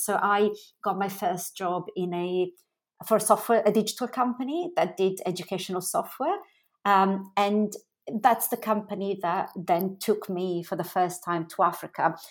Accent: Milan, Lombardy, Italy; moved away as an adult; I grew up in Italy. So, I was born in Milan and I spent up until sort of the age of, um, about twenty in, in Italy.

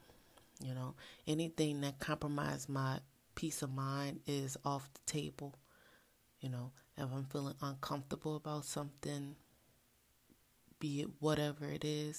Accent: New Orleans, Louisiana, United States; I am from the ultimate culinary experience type of place, New Orleans

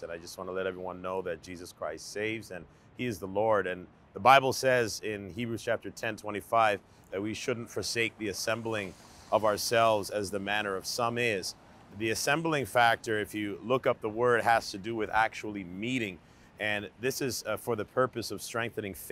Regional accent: Canada; being born and raised in Canada

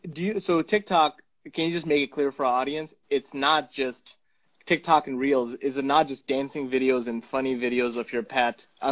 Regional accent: Punjab, India; first language Punjabi; English is a second language; my mother tongue is Punjabi. I speak Punjabi from India.

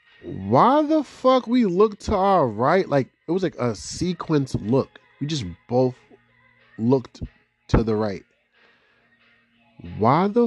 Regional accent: Boston, Massachusetts, United States; I'm from Boston or I'm from the area

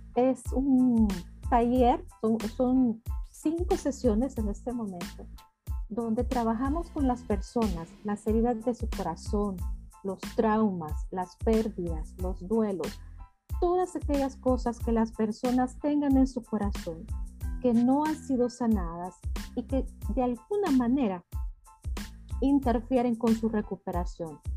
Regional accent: El Salvador; yo soy salvadoreña

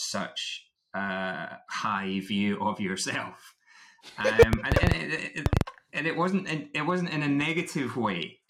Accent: Scotland, United Kingdom; I'm still Scottish

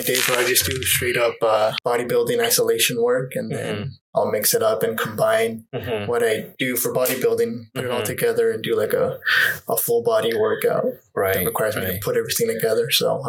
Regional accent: White Salmon, Washington, United States; also born or lived in Mexico / Las Vegas / Seattle; I was born in White Salmon, so across the river.

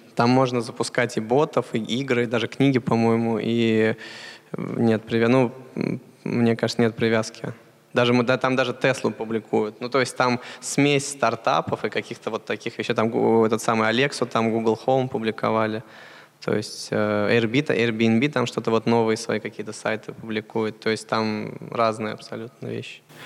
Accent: Russia; moved away; мы из России

